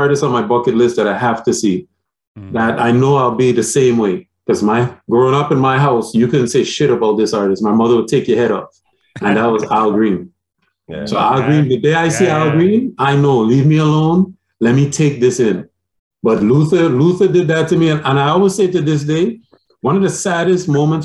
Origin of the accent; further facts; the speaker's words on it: Montreal, Quebec, Canada; growing up in Montreal